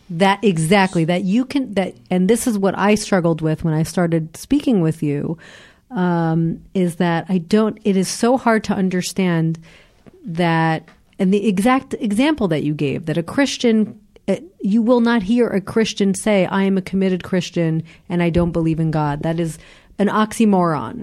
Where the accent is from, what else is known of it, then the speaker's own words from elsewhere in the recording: United States; moved away as an adult; now in Israel; as an American myself